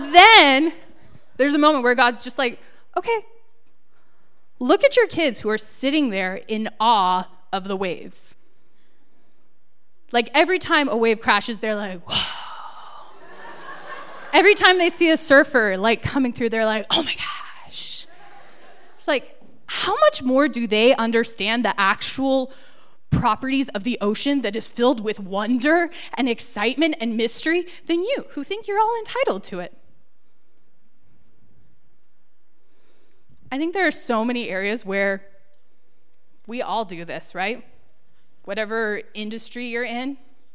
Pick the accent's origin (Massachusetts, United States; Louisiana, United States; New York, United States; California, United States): California, United States; Encinitas; I grew up in Encinitas, which is a little surf town